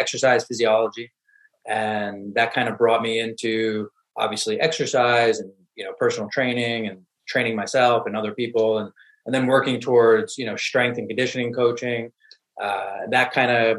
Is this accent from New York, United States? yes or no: yes; New York, United States; I'm from New York originally